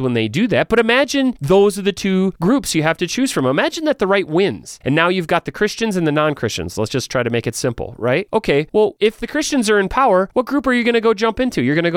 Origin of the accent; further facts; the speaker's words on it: United States; I'm an American